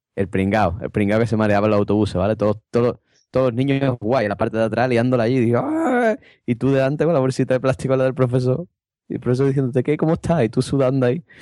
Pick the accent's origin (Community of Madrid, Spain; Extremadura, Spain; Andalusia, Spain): Andalusia, Spain; Cádiz